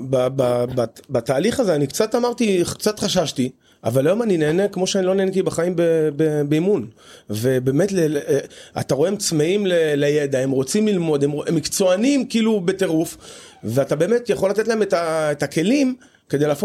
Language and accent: Hebrew; Rishon LeZion, Central District, Israel; אני לא. מראשון